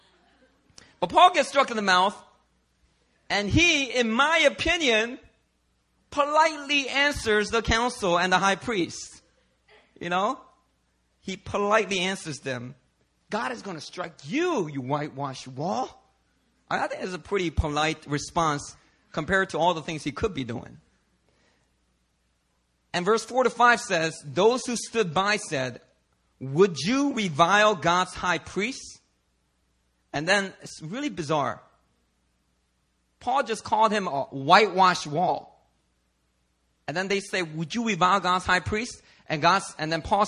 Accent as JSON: {"language": "English", "town": "Philadelphia", "region": "Pennsylvania", "country": "United States", "tie": "born or raised there", "said": "Growing up in Philadelphia, I mean, the streets, they are not nice to you"}